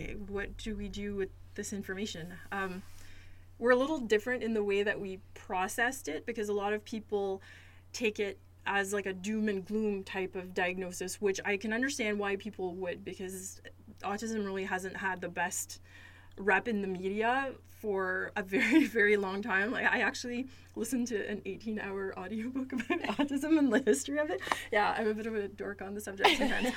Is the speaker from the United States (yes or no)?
no; Sudbury, Ontario, Canada; moved away as an adult; also born or lived in Toronto, Ontario; now in New Brunswick, Canada; I was born and raised in Ontario. I'm originally from Sudbury, Ontario